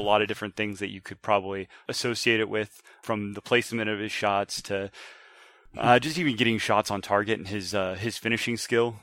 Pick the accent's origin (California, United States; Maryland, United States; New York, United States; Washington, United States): Washington, United States; moved away as an adult; also born or lived in Montgomery, Alabama; I grew up in Washington, um, r, joined the military, uh, came back.